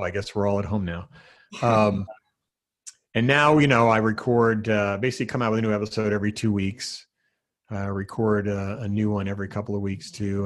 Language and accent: English; New Jersey, United States; moved away as an adult; now in Seattle area, United States; growing up in New Jersey